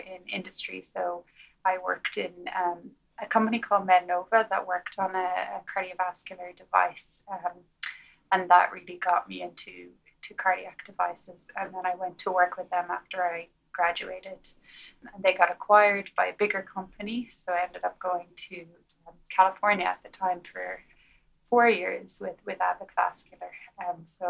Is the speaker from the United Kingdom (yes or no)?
no; Galway, Connacht, Ireland; moved away as an adult; now in United States; I grew up in Galway